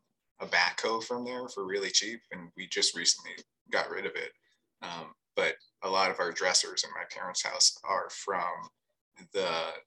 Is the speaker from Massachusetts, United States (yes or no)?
yes; Hanscom Air Force Base, Massachusetts, United States; Fort Devens used to be a place where we went as kids all the time, because we grew up on Hanscom Air Force Base, because my dad was in the Air Force.